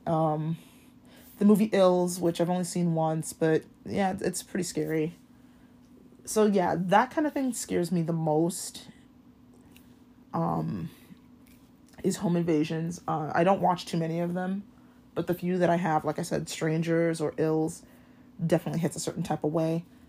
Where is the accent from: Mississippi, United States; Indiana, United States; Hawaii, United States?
Hawaii, United States; growing up in Hawaii